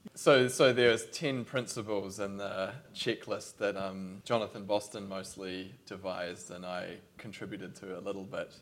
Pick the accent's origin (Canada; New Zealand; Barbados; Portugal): New Zealand; Christchurch, Canterbury; I'm from Christchurch